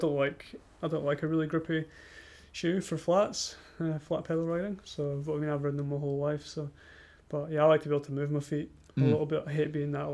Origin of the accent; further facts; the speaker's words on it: Scotland, United Kingdom; moved away as an adult; now in New Zealand; being Scottish myself